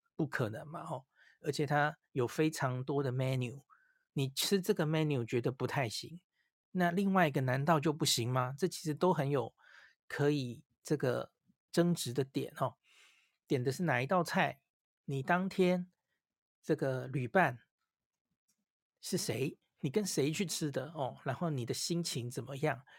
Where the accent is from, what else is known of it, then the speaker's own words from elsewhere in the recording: Taiwan; 我们台湾人